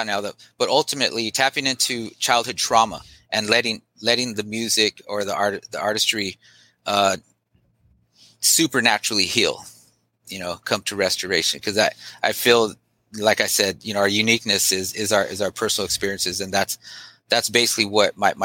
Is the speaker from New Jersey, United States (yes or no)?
no; Long Beach, California, United States; also born or lived in East Los Angeles, California; where I was born in East LA, but I basically moved down to Long Beach